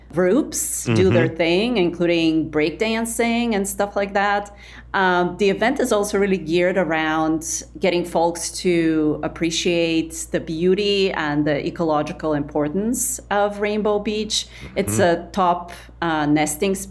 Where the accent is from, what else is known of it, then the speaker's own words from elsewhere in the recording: Sofia, Sofia City, Bulgaria; now in Chicago, United States; growing up in Sofia, Bulgaria, in one of those concrete Soviet era neighborhoods on the outskirts of the city